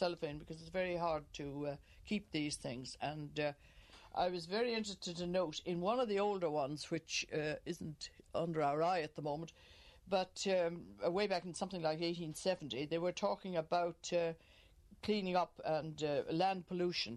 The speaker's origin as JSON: {"language": "English", "town": "Killiney", "region": "Leinster", "country": "Ireland", "tie": "born or raised there", "moved": "as an adult", "lives_now": "County Cavan, Ireland", "said": "I was born in Killiney. I'm not a Cavan native."}